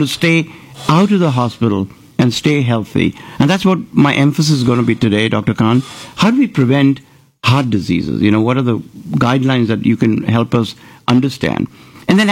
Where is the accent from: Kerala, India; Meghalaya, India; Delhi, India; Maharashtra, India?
Maharashtra, India; now in Houston, United States; I can tell you about Maharashtra. I was born there.